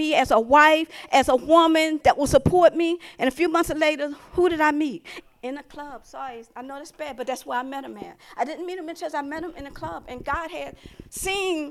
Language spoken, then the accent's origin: English; Philadelphia, Pennsylvania, United States; I'm from the city. I'm from Philadelphia